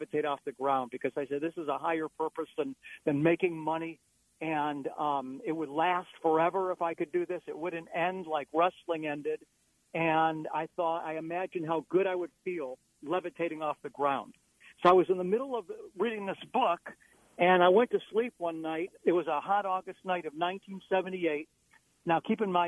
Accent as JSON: {"language": "English", "town": "Beachwood", "region": "Ohio", "country": "United States", "tie": "born or raised there", "said": "I grew up in an eastern suburb of Cleveland called Beechwood, Ohio"}